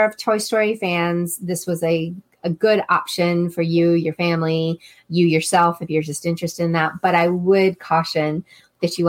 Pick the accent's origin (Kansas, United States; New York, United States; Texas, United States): Texas, United States; I'm from Texas